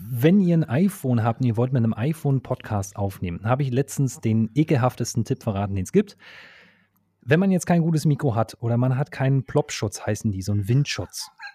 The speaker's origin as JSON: {"language": "German", "region": "Berlin", "country": "Germany", "said": "ich komme aus Berlin"}